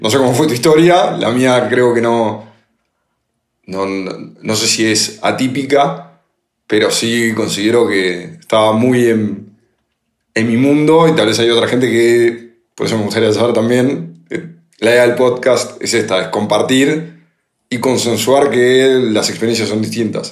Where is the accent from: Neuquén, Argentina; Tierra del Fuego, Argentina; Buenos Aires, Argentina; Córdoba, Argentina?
Buenos Aires, Argentina; moved away; en Buenos Aires, yo soy de ahí